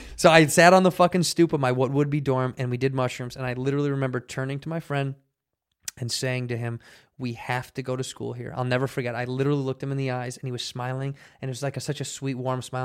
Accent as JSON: {"language": "English", "town": "Chicago", "region": "Illinois", "country": "United States", "tie": "born or raised there", "also_born_or_lived": "Arizona", "moved": "as an adult", "lives_now": "Los Angeles, United States", "said": "Growing up in Chicago"}